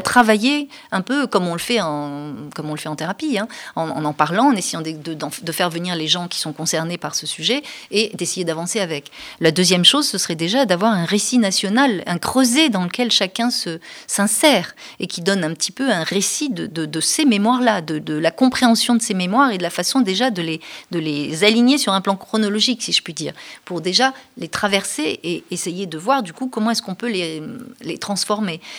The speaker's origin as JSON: {"language": "French", "country": "France", "said": "notre identité en tant que Français n'était pas suffisamment forte"}